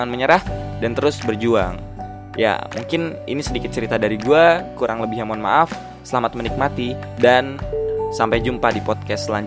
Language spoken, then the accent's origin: Indonesian; Depok, West Java, Indonesia; Oh ya gue dari Depok, asal gue ya seperti tadi gue bilang